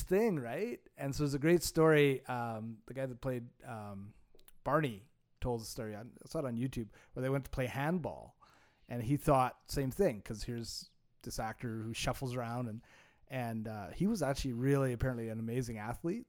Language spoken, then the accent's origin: English; Montreal, Quebec, Canada; I grew up in Montreal